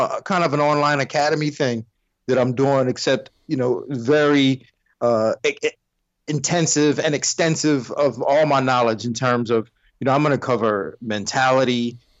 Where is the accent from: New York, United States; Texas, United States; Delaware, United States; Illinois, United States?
Delaware, United States; also born or lived in Port Saint Lucie, Florida; now in Florida, United States; I'm natively from Delaware.